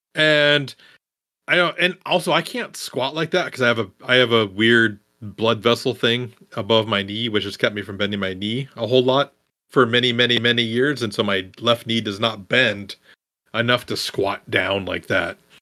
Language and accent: English; Midwest, United States; I'm also from the Midwest